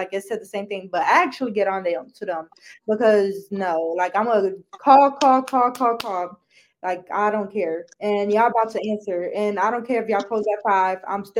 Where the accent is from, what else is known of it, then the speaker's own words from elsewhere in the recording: Michigan, United States; also born or lived in Georgia; Michigan is my hometown, okay? I left Georgia because I didn't want to anymore, but Georgia's not my hometown.